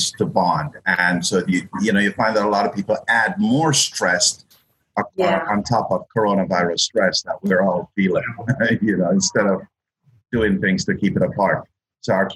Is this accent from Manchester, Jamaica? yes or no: no; Saint Mary, Jamaica; moved away; I'm from St. Mary's